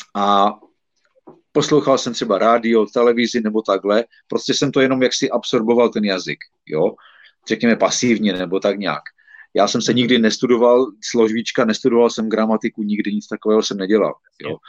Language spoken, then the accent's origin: Czech; Czechia; moved away as an adult; also born or lived in Ostrava; now in United Kingdom; já jsem samozřejmě Čech